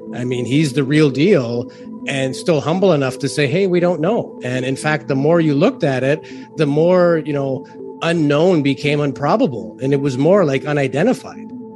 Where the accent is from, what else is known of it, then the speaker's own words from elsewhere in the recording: Toronto, Ontario, Canada; I'm from Toronto